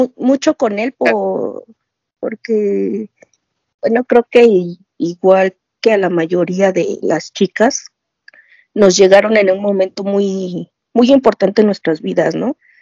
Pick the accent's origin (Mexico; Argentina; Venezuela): Mexico; Mexico City; soy de la Ciudad de México.